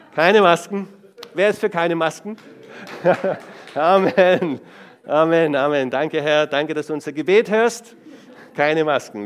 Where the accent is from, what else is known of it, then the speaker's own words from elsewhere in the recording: Swabia, Baden-Württemberg, Germany; ich komme aus dem Schwaberländle